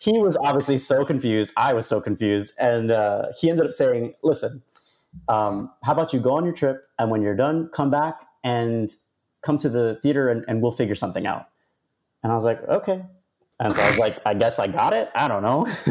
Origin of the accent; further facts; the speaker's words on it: New York City, New York, United States; I'm from New York. I'm, I was born and raised in Queens